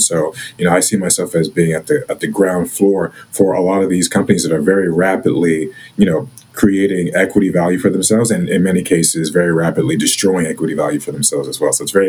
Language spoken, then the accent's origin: English; Houston, Texas, United States; grew up in Houston, Texas, traditional immigrant family story. My parents came from Nigeria, came to the U.S. in the late 80s. I was born here in Texas, two younger sisters